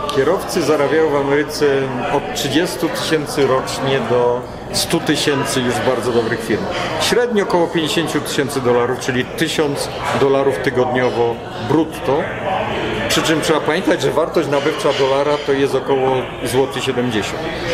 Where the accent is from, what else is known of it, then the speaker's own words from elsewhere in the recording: Poland; now in United States; ja wyjechałem z Polski